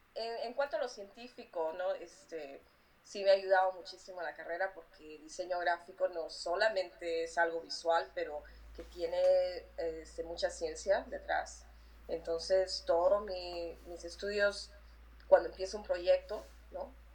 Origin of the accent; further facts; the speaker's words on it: Lima, Peru; moved away as an adult; yo nací en el Perú. Eh, viví en el Perú hasta que tenía 20 años.